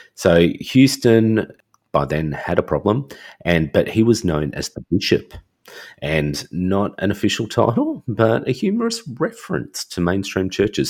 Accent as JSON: {"language": "English", "country": "Australia", "said": "I'm Australian"}